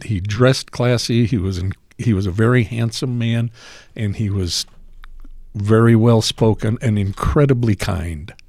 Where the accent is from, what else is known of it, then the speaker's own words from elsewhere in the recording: Salt Lake City, Utah, United States; also born or lived in Price, Utah; my dad, at that point, got a job in Salt Lake City